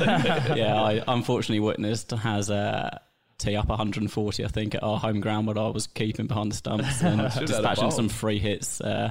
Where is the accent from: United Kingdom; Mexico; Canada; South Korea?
United Kingdom; Kent, South East England; accent: English twang; moved away as an adult; now in Australia; I'm from England, from Kent, southeast.